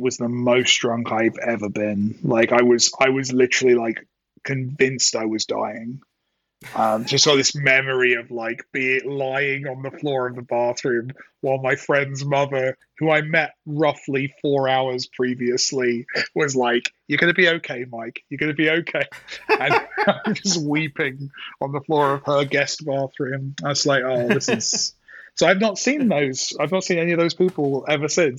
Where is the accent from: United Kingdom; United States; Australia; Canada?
United Kingdom; as a Brit